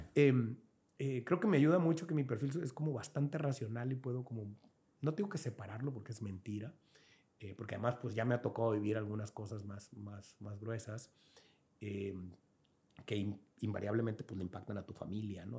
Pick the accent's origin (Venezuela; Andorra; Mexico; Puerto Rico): Mexico; Angostura, Sinaloa; moved away as an adult; now in Culiacán, Mexico; yo soy sinaloense, del gato de Lara, en Angostura, aquí, sí, allí crecí, mis papás.